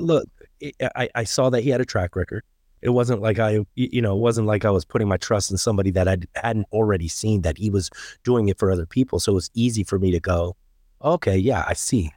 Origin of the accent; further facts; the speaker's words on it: Germany; moved away; I grew up in Germany.